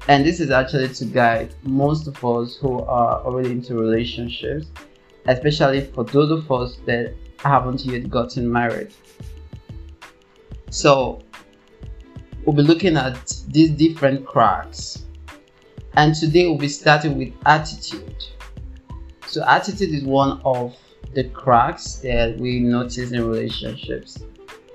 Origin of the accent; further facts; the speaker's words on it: Nigeria; I'm from Nigeria